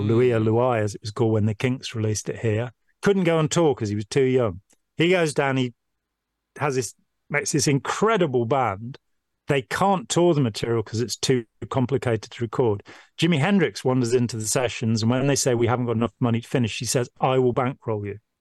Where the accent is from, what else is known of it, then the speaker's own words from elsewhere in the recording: Lichfield, West Midlands, United Kingdom; now in Nottingham, United Kingdom; I grew up in Lichfield in Staffordshire, 40, 50 miles away